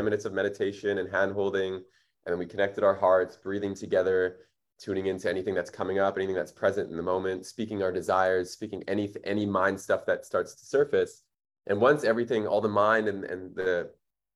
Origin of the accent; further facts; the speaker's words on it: Winnipeg, Manitoba, Canada; now in Bali, Indonesia; I was raised in Winnipeg. It's like the third coldest city in the world